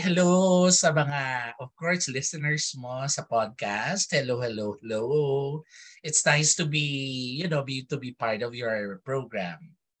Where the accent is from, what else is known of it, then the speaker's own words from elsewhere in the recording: Philippines; lumaki sa isang Filipino Chinese community because I am a Filipino Chinese